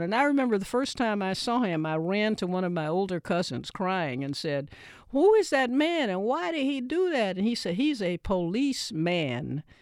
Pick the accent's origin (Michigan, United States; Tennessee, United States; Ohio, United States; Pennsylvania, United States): Tennessee, United States; Nashville; when I grew up in Nashville